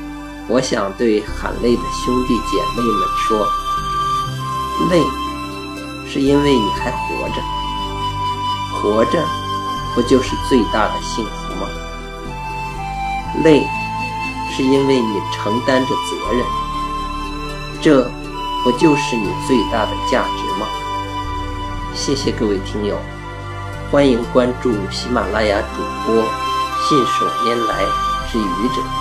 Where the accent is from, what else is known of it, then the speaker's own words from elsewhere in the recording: Hebei, China; 尤其像我们河北人，更不容易。